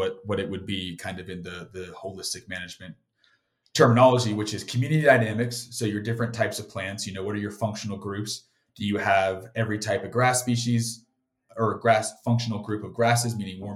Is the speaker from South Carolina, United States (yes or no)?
yes; South Carolina, United States; I grew up on the beach in South Carolina